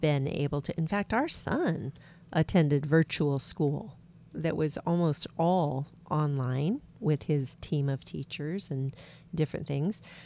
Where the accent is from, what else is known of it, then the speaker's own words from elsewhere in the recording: Washington, United States; We're from Washington State